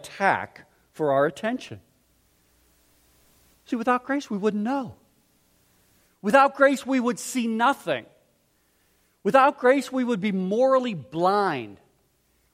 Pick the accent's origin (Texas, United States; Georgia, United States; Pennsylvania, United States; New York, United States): Pennsylvania, United States; Pittsburgh; I grew up in Pittsburgh